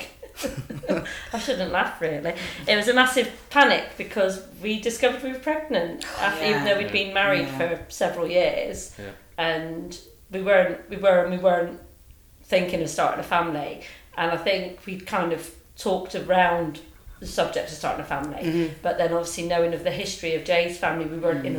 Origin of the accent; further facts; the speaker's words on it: Cornwall, South West England, United Kingdom; moved away as an adult; now in Manchester, United Kingdom; I'm not from Manchester, I'm from Cornwall.